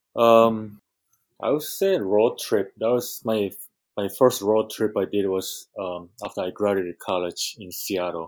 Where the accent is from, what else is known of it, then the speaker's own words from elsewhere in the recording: Japan; also born or lived in Peru; now in Hawaii, United States; growing up in Japan